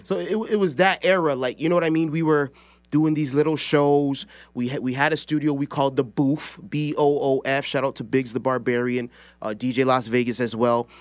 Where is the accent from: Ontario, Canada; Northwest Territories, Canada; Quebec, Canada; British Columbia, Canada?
Ontario, Canada; Toronto; I'm from Toronto